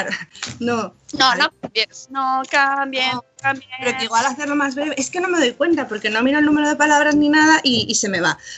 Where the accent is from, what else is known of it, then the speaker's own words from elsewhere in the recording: Burgos, Castile and León, Spain; pero es que yo soy de Burgos, ¿no?